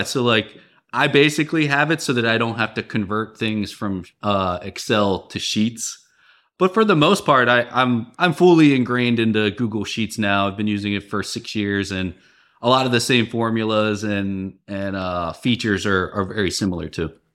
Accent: Baltimore, Maryland, United States; moved away as an adult; also born or lived in San Francisco / Midwest; I'm from the Baltimore area

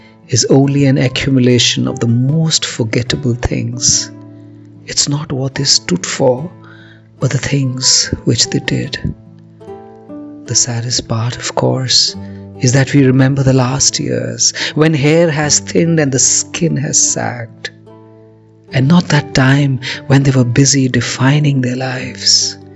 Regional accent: India; I'm a poet from India.

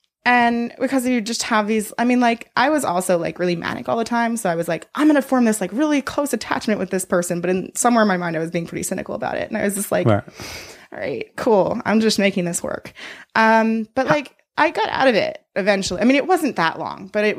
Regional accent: Boston, Massachusetts, United States; born or raised there

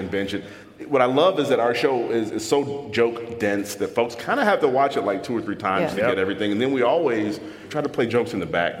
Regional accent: Chicago, Illinois, United States; moved away as an adult; also born or lived in New York; we grew up on the South Side of Chicago in Gresham.

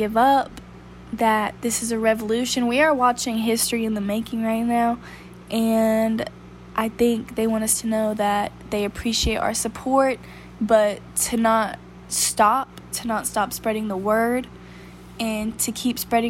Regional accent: Huntsville, Alabama, United States; also born or lived in Birmingham, Alabama; I was born and raised in Huntsville, Alabama.

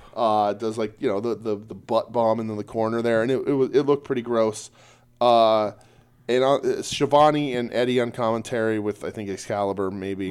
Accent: United States; we're American

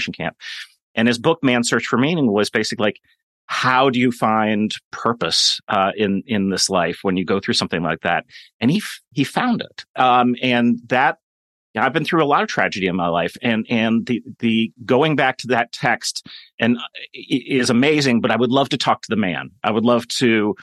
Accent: Kenilworth, Illinois, United States; also born or lived in Boston; I grew up in Kenilworth, Illinois

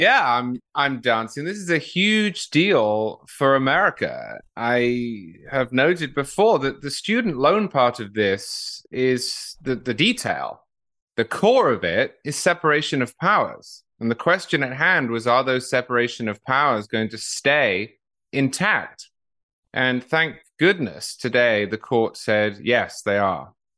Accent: United Kingdom; now in United States

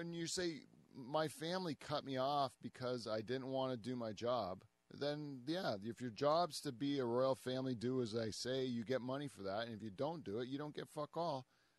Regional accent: Canada; we're Canadian

